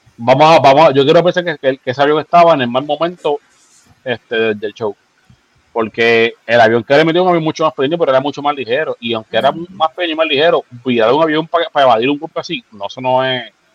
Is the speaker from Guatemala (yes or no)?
no; San Juan, Puerto Rico; yo me crié en Santurce, en Barrio Obrero